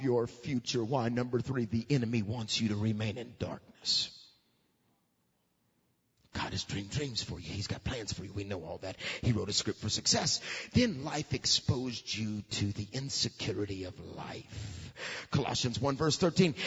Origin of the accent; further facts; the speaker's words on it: Alabama, United States; we're from Alabama, so we get clay, don't we? We know what clay is all about. We know what we are? We're just hardened on the outside and soft on the inside. We're a bunch of Alabamians.